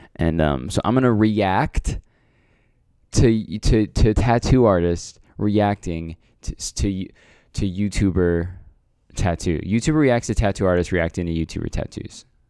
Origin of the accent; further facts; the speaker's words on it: Canada; I'm Canadian